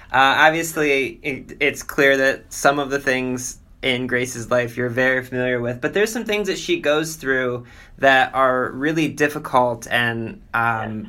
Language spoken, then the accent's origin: English; Cleveland, Ohio, United States; I'm from Cleveland, Ohio